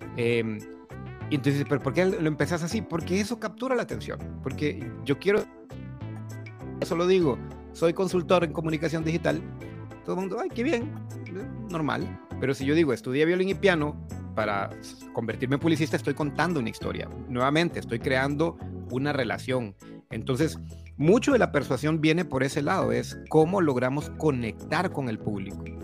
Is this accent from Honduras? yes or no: yes; Honduras; moved away as an adult; now in Costa Rica; Soy, soy hondureño de nacimiento, aunque vivo en Costa Rica hace veintidós años.